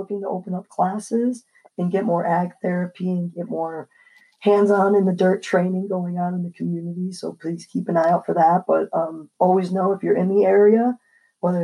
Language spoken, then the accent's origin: English; New York, United States; I'm blessed to grow in the state of New York. This is my home state